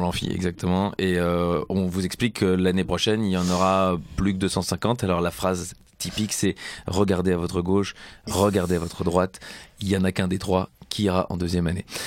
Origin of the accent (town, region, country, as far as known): Belgium